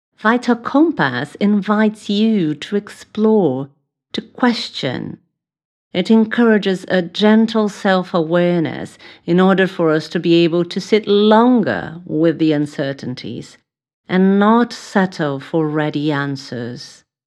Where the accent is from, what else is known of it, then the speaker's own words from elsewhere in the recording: São Paulo, Brazil; English is a second language; moved away as an adult; now in London, United Kingdom; I was born in Brazil, in São Paulo